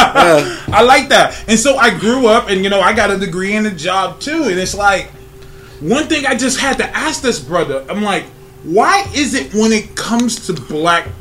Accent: North Highlands, California, United States; I'm from North Highlands

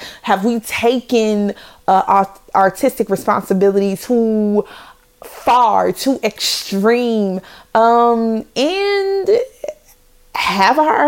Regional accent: Chicago, Illinois, United States; I'm from the Chi, raised in the Chi.

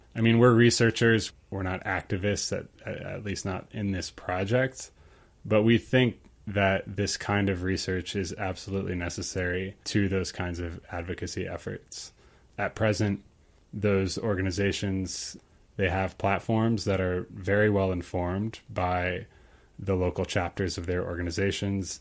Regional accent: Ukraine; moved away; I grew up in Ukraine for most of my life

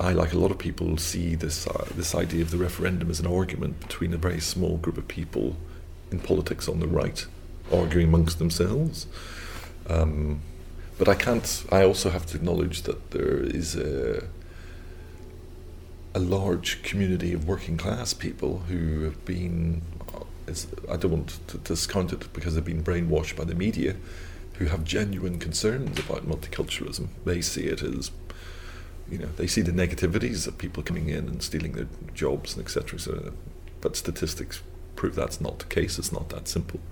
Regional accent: Belfast, Northern Ireland, United Kingdom; moved away; growing up in the North of Ireland

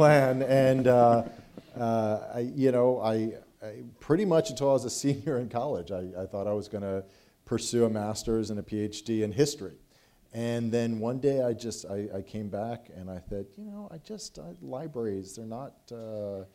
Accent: Philadelphia, Pennsylvania, United States; moved away as an adult; now in Texas, United States; I came from Philadelphia, where we don't really have much wind

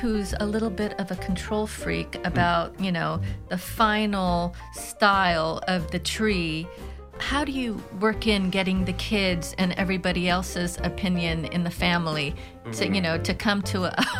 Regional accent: Las Vegas, Nevada, United States

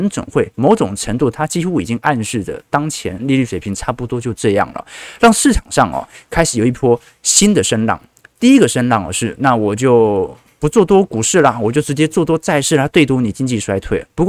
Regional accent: Taiwan; 不是我们台湾人很有钱呐

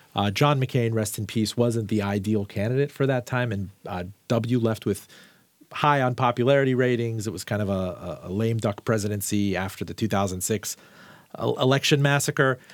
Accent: Miami, Florida, United States; I'm from Miami.

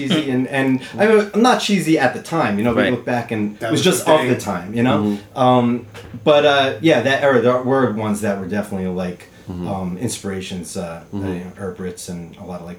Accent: New Jersey, United States; I'm from Jersey

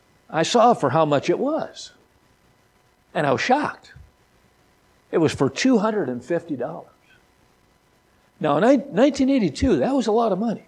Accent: Midwest, United States; I'm from the Midwest

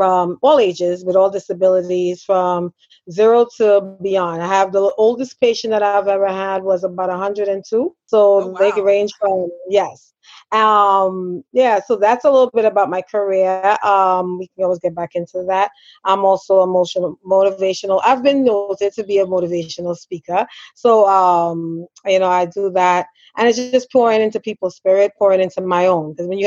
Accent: Trinidad & Tobago; I am a Trinidadian

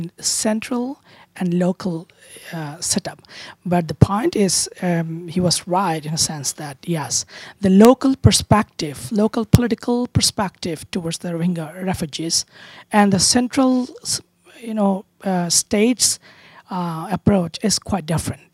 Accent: Cox's Bazar, Chittagong Division, Bangladesh; moved away; also born or lived in Oxford, United Kingdom; And I was born in Cox's Bazar, so I was brought up there.

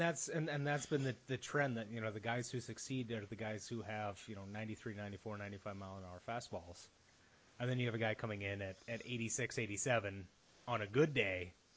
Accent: United States

